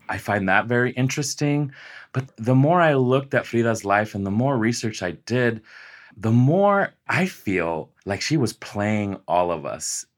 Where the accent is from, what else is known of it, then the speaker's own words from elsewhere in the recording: Las Vegas, Nevada, United States; I was born and raised in Las Vegas, Nevada